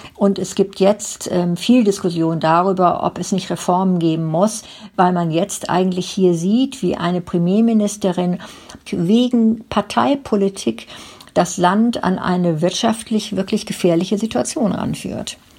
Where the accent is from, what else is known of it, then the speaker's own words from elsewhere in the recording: Germany; now in United Kingdom; bei uns in Deutschland